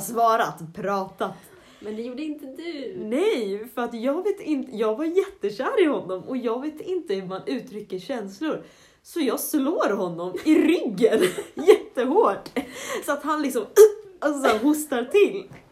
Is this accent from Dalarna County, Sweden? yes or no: yes; Avesta, Dalarna County, Sweden; moved away as an adult; now in Jönköping, Sweden; hemma i Avesta, där spred jag ut mig ganska mycket i mitt hus.